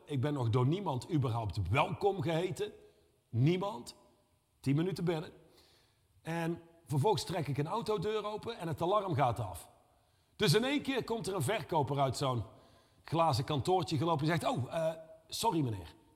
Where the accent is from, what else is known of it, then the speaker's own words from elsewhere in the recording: Reusel, North Brabant, Netherlands; ik kom uit Reuzel.